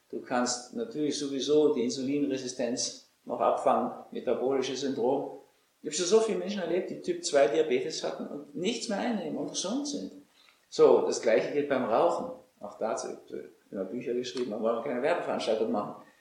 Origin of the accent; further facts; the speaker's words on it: Austria; Also als Österreicher, ehrlich gesagt.